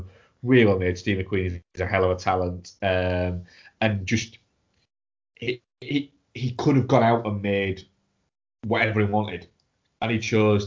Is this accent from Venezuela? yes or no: no; United Kingdom; watching it as a Brit.